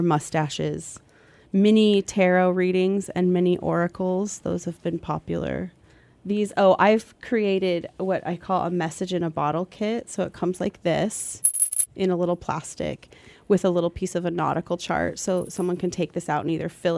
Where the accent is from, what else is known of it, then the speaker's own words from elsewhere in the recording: Sitka, Alaska, United States; also born or lived in Port Townsend, Washington; I was born in Sitka, Alaska, moved between here in Port Townsend, Washington, and landed back here.